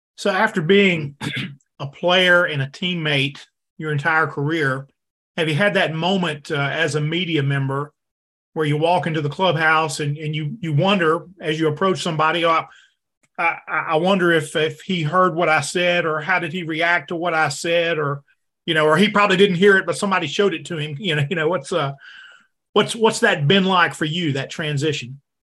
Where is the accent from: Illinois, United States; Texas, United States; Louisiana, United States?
Louisiana, United States; Denham Springs; I grew up in Denham Springs, Louisiana